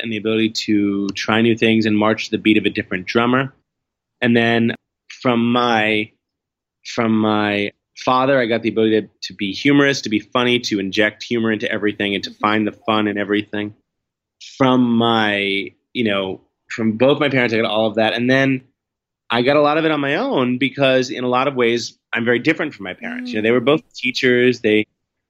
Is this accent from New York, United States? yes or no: yes; New York City, New York, United States; growing up in Manhattan, you know, being a city kid